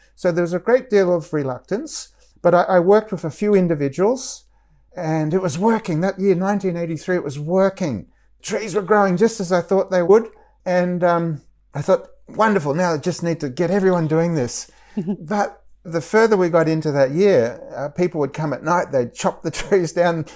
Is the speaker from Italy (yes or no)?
no; Australia; moved away as an adult; at the time that I was growing up in Australia